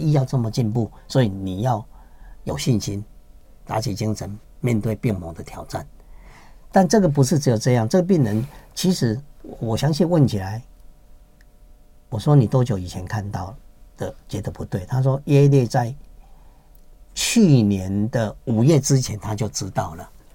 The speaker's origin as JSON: {"language": "Chinese", "country": "Taiwan", "said": "我们台湾人就有一个习俗，习惯，有的人就吃偏方中草药"}